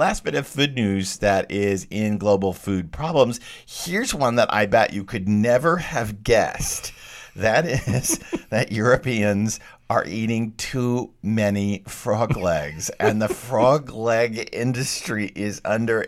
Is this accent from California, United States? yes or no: no; Texas, United States; moved away; I grew up in Texas. I grew up eating bullfrog legs